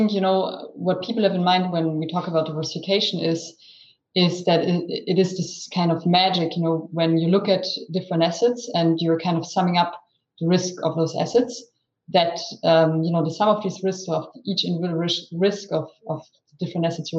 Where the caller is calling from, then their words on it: Zurich, Switzerland; I'm speaking from Zurich, so my home base, working from home as many of us still do today.